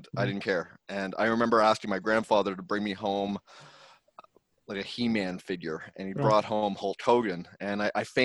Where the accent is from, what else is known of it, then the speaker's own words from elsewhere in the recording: Saint John, New Brunswick, Canada; now in Vancouver, Canada; I'm from St. John, New Brunswick, Canada. I currently live in Vancouver